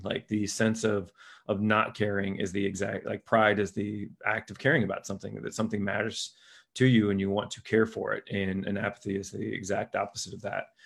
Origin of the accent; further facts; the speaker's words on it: Lima, Ohio, United States; my hometown, Lima, Ohio